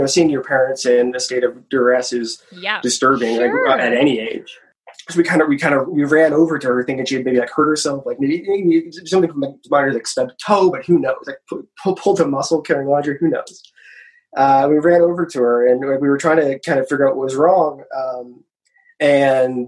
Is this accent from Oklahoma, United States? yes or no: yes; Oklahoma City, Oklahoma, United States; now in Los Angeles, United States; I grew up here. So okay. My family's here